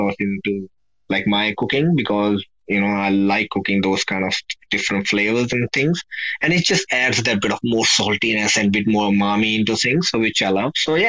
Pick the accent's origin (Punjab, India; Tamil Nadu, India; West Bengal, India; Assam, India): Punjab, India; we are from Punjab, north of India.